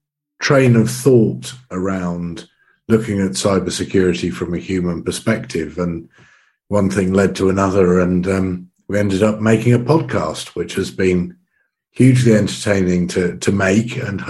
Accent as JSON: {"language": "English", "town": "Oxford", "region": "South East England", "country": "United Kingdom", "tie": "born or raised there", "also_born_or_lived": "Brussels, Belgium", "said": "I'm about 10 kilometers outside of Oxford, which is where I grew up. But I also spent 5 years living in Brussels in the mid-90s"}